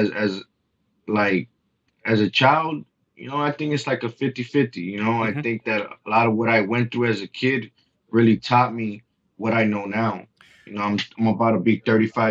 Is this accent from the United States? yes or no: yes; Los Angeles, California, United States; I was born and raised in South Central Los Angeles